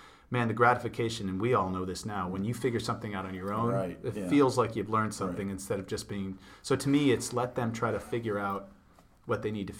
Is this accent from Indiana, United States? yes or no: no; Ohio, United States; pretty much raised in Ohio